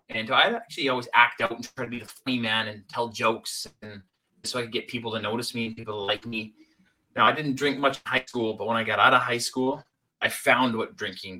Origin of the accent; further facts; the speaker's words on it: Salmon Arm, British Columbia, Canada; I end up moving back home to a small town, my hometown, Salmon Arm, British Columbia, Canada